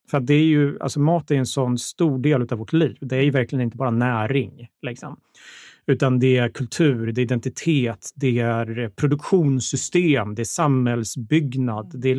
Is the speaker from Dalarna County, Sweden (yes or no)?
yes; Borlänge, Dalarna County, Sweden; moved away as an adult; also born or lived in Linköping; now in Stockholm, Sweden; Ja, jag är uppvuxen i Borlänge. Jag är född i Linköping, men eh, det var länge sedan, så det var väl sex när jag flyttade.